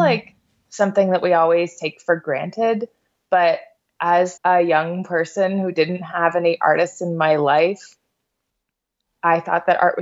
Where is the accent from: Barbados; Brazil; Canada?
Canada; St. Thomas, Ontario; now in Edmonton, Canada; I grew up in St. Thomas, Ontario, which is a smallish city, 30,000